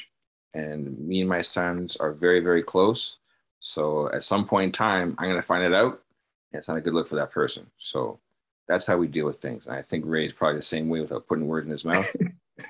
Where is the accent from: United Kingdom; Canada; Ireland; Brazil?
Canada; as a Canadian